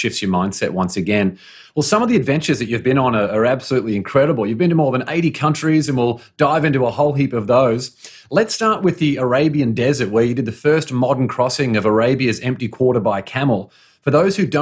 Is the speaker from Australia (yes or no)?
yes; Australia; As an Australian